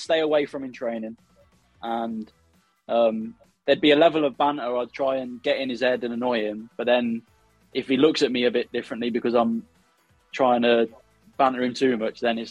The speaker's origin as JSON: {"language": "English", "region": "Midlands", "country": "United Kingdom", "said": "I'm from the Midlands"}